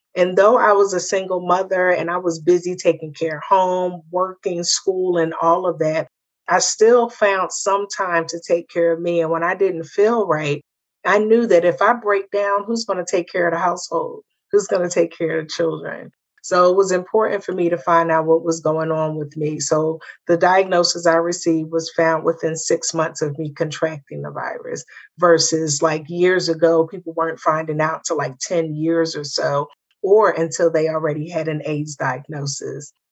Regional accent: the North, United States; moved away; me being a Northerner

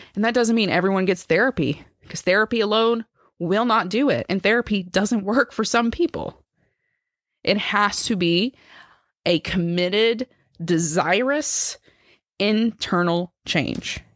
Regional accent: United States; I'm obviously an American

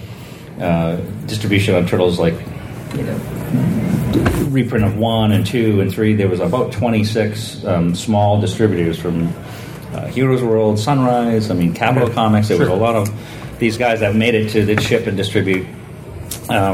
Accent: Maine, United States; growing up in Maine

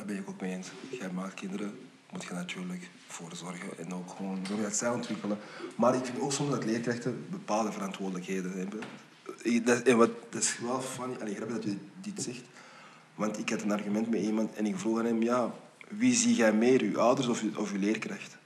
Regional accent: Flanders, Belgium; also born or lived in United States; mijn zoon hier is geboren, ik ben hier getogen, ook al ben ik naar Amerika gegaan.

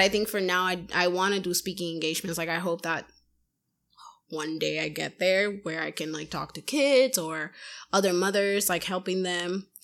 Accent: Puerto Rico; now in Massachusetts, United States; I'm from Puerto Rico

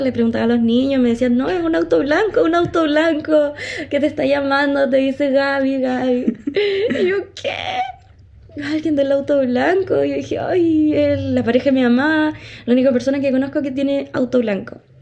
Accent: Chile; nosotros somos residentes de Chile

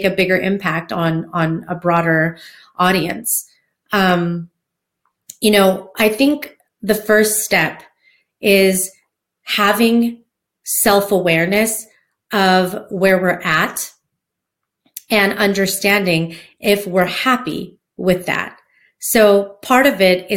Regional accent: Hawaiian community, United States; I grew up in the Hawaiian community, growing up dancing hula, outrigger canoe paddling.

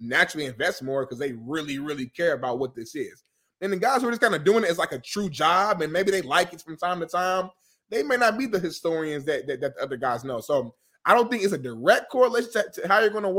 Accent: Indianapolis, Indiana, United States; I'm from Naptown

